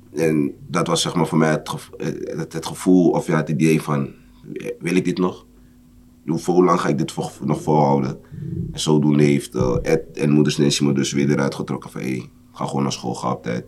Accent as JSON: {"language": "Dutch", "town": "Amsterdam", "region": "North Holland", "country": "Netherlands", "tie": "born or raised there", "said": "Geboren en getogen in Amsterdam"}